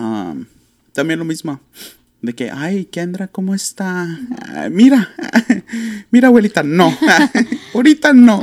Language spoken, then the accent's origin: English; Laredo, Texas, United States; we're from Laredo